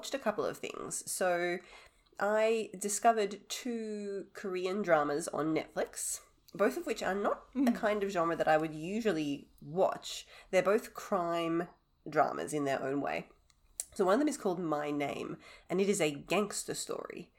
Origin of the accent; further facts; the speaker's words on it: Australia; I am the Australian one